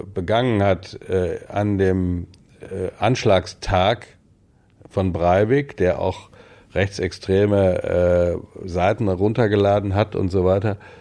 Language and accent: German; West Germany, Germany; moved away as an adult; Ich gelte in weiten Teilen noch als Wessi, weil ich aus sozusagen im Westen stamme, obwohl ich die meiste berufliche Zeit im Osten verbracht habe